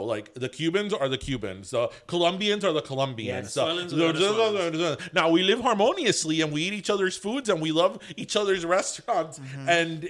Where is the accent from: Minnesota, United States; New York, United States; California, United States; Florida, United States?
Florida, United States; Miami; no, I'm not Latino. I'm not Hispanic. I'm from Miami.